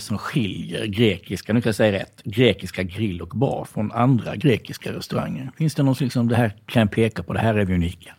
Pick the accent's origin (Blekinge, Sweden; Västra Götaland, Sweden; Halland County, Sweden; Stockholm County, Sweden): Halland County, Sweden; now in Gothenburg, Sweden; jag är inte född i Göteborg, jag är hallänning.